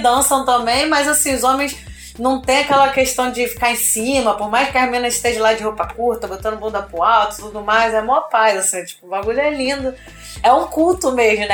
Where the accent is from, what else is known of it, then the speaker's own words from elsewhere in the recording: São João de Meriti, Rio de Janeiro, Brazil; E eu sou da Baixada Fluminense, sou de São João de Meriti